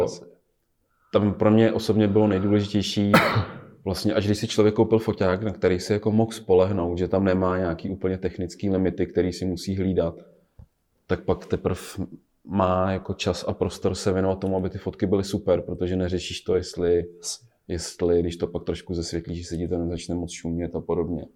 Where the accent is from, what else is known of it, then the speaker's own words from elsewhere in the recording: Blatná, South Bohemian Region, Czechia; moved away; Já jsem z Blatný původně, z Žích